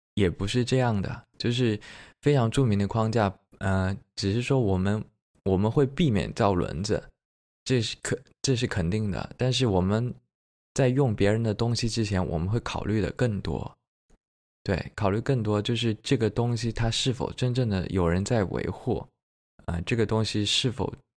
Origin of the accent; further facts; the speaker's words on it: Jiangxi, China; also born or lived in Beijing; now in Suzhou, China; 我是江西人，所以说我比较吃湘菜